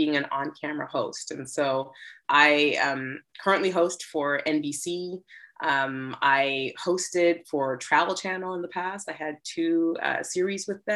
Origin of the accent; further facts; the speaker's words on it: Toronto, Ontario, Canada; moved away as an adult; now in New York City, United States; I hail from Toronto, Canada